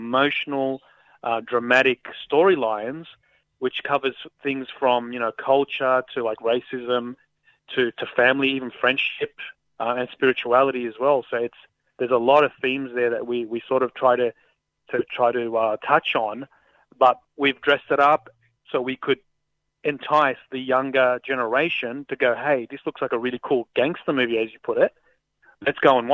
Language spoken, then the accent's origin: English; Sydney, New South Wales, Australia; I grew up not far from there myself, so in the same surrounding suburbs within minutes